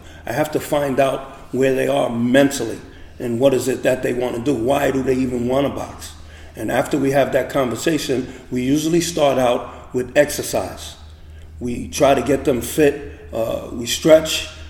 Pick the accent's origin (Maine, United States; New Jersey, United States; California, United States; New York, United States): New York, United States; New York City; now in Montclair, United States; I came from Chelsea in Manhattan, but I've lived in Montclair for about 30 years now.